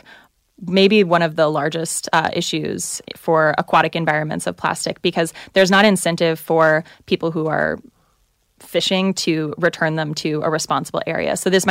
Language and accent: English; the South, United States; I hear you. I'm from the South and Baptist.